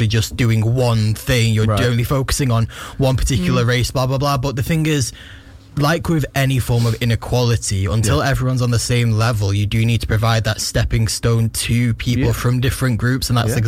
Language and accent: English; Warrington, North West England, United Kingdom; Warrington, yeah. I grew up in Warrington.